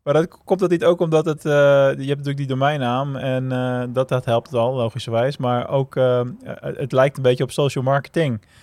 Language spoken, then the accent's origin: Dutch; Rotterdam, South Holland, Netherlands; Ik ben een geboren Rotterdammer